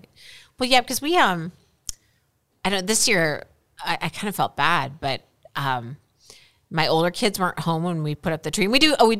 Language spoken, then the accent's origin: English; Midwest, United States; I am from the Midwest